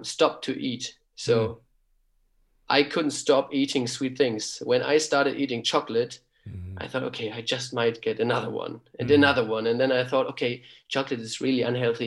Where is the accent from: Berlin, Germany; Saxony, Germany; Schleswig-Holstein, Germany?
Schleswig-Holstein, Germany; Kiel; English is a second language; moved away as an adult; now in Heidelberg, Germany; I was born in Kiel. We lived in Kiel and I grew up in Kiel.